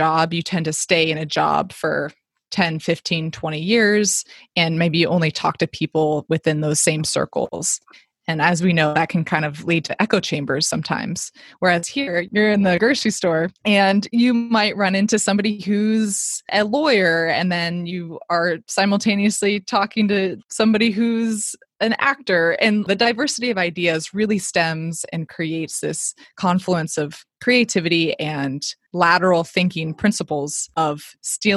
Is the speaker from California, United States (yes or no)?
yes; Silicon Valley, California, United States; also born or lived in North Carolina / Kansas; growing up in the Silicon Valley